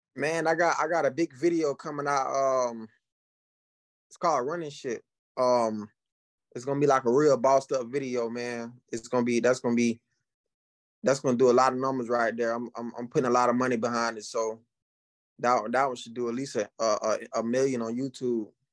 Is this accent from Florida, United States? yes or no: yes; Florida, United States; I'm from Florida. I'm from, uh, I'm from a, I'm small town in Florida country, boy